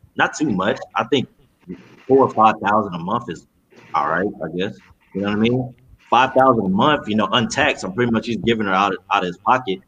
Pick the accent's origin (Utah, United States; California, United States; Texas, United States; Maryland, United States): Texas, United States; Cypress; We grew up in Cypress.